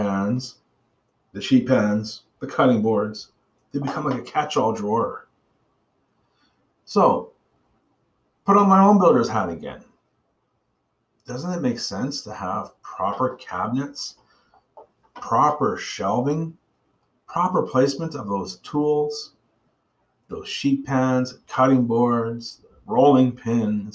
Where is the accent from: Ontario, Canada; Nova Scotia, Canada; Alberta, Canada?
Nova Scotia, Canada; Bedford; I grew up in Bedford, Nova Scotia